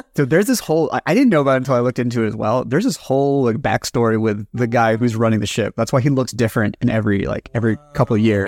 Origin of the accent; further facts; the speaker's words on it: United States; all three of us come from collectivist cultures in some form or another. And it's very weird, like, growing up in the States